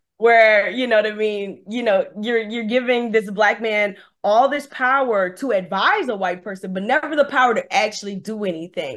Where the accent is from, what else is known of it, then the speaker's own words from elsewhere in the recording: New Orleans, Louisiana, United States; I'm from New Orleans, Louisiana, and some of the jobs I've worked at here